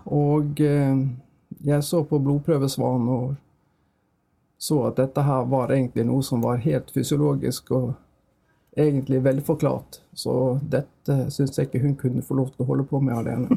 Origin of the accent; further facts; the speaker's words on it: Bergen, Vestland, Norway; accent: Bergen dialect; moved away as an adult; jeg er oppvokst i Bergen, jeg har gått alle mine skoleår i Bergen